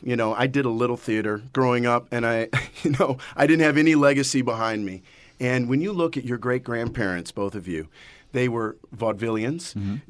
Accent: Midwest, United States; Where I grew up in the Midwest, every girl had your poster smiling back at them on their closet door.

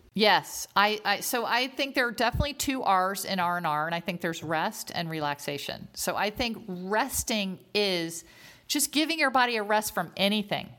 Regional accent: Northern Virginia, United States; I grew up in Northern Virginia

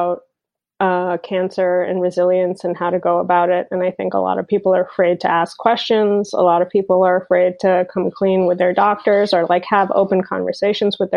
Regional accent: Bahrain; moved away as an adult; also born or lived in Berlin, Germany; now in United States; I was born and brought up in the Middle East on a tiny island called Bahrain

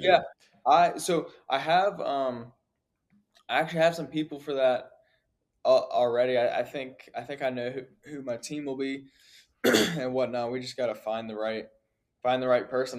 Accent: Virginia, United States; I'm from Virginia, small town.

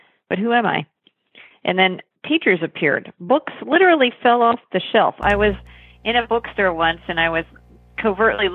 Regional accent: Northern Virginia, United States; I grew up in Virginia, Northern Virginia, near Washington, D.C.

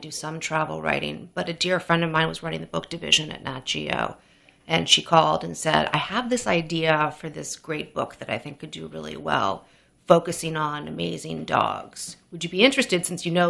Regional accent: New York City, New York, United States; also born or lived in Amherst, Massachusetts; I grew up on the Upper East Side of Manhattan.

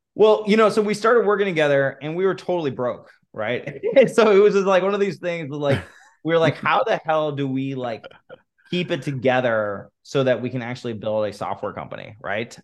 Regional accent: Los Angeles, California, United States; So, I grew up in, in Los Angeles

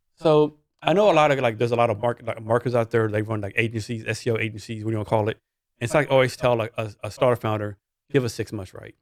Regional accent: Texas, United States; I'm from Texas

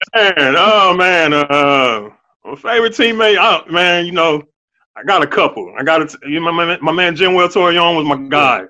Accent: Ohio, United States; I grew up in Ohio

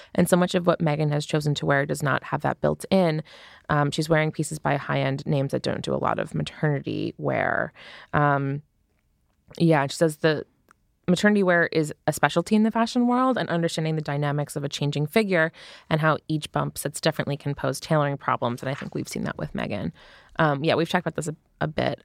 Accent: United States; an American

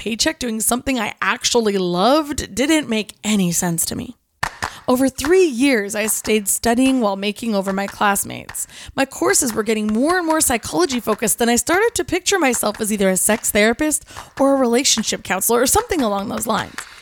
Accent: Kelowna, British Columbia, Canada; Growing up in Kelowna, especially as someone who was raised in the church

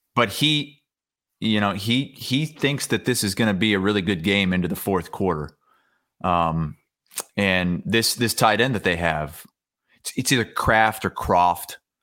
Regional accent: Iowa, United States; growing up in Iowa

